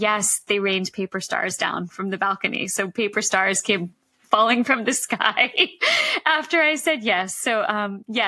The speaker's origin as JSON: {"language": "English", "region": "Massachusetts", "country": "United States", "moved": "yes", "said": "I'm originally from Massachusetts"}